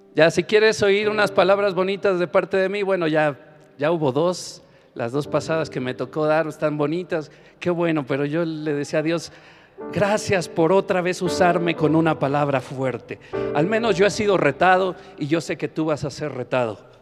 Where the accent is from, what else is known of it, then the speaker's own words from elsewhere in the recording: Mexico; No puede escasear el agua en mi nación